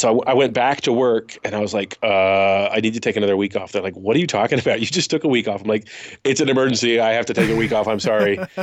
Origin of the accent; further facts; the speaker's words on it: Woodinville, Washington, United States; I grew up in Woodenville, Washington, which is literally the next town over from Redmond